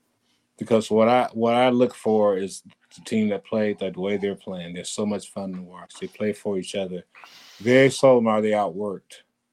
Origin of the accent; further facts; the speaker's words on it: Indiana, United States; growing up in Indiana